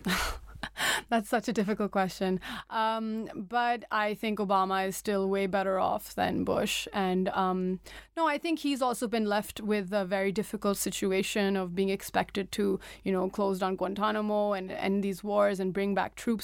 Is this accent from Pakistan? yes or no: yes; Pakistan; also born or lived in United States; being, like, a Pakistani Muslim